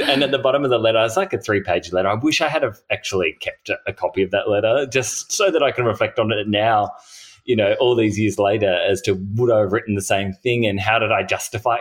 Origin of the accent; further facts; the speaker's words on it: Hobart, Tasmania, Australia; I grew up in Tassie